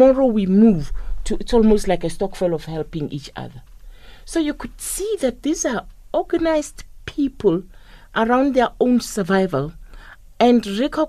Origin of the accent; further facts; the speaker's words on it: South Africa; when I grew up, looking at those women in the rural areas, and where I come from, I come from the Sipedi type